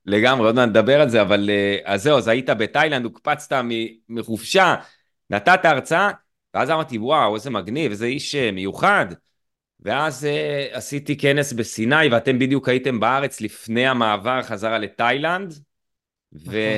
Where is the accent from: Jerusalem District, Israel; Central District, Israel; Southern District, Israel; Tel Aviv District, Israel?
Southern District, Israel; Eilat